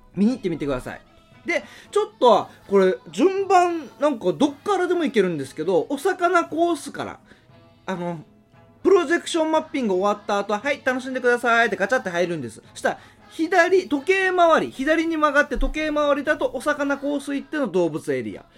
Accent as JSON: {"language": "Japanese", "town": "Haebaru", "region": "Okinawa", "country": "Japan", "tie": "born or raised there", "said": "僕の地元のハエバルのさらに与那覇"}